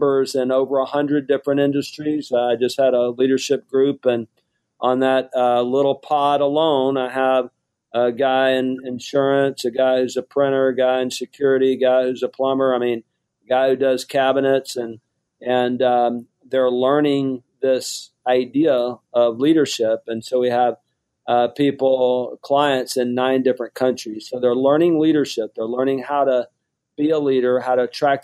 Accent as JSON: {"language": "English", "town": "Mobile", "region": "Alabama", "country": "United States", "tie": "born or raised there", "also_born_or_lived": "Houston, Texas", "moved": "as an adult", "said": "I grew up on welfare in Mobile, Alabama."}